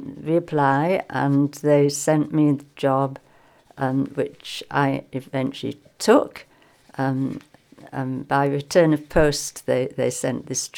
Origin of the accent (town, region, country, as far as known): England, United Kingdom; moved away as an adult